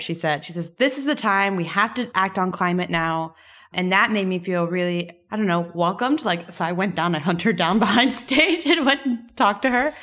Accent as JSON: {"language": "English", "town": "Miami", "region": "Florida", "country": "United States", "said": "I'm from Miami"}